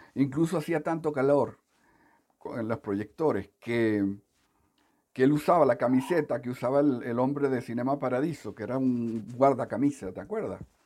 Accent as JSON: {"language": "Spanish", "town": "Caracas", "region": "Capital District", "country": "Venezuela", "tie": "born or raised there", "also_born_or_lived": "Coro, Venezuela / Punto Fijo, Venezuela", "said": "cuando tenía seis años, mi madre se tuvo que ir a Caracas"}